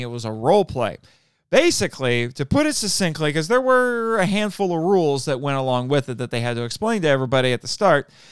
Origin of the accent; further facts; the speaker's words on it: Fort Wayne, Indiana, United States; I'm from Fort Wayne, too